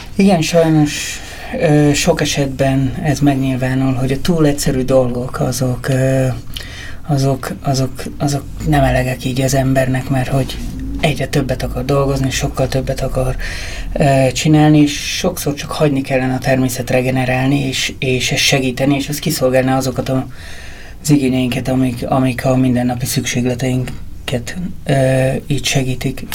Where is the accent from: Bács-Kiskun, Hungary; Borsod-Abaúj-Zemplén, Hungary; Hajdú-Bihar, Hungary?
Borsod-Abaúj-Zemplén, Hungary; Ózd; moved away as an adult; also born or lived in Budapest; én Ózról származom